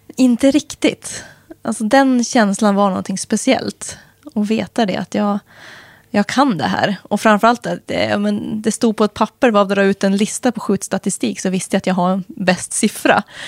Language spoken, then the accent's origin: Swedish; Helgum, Västernorrland County, Sweden; now in Östersund, Sweden; Jag har trivs bra hemma i Helgum naturligtvis, mina föräldrar, jag fortfarande. Det kommer alltid vara hemma, även om jag aldrig mer kommer bo där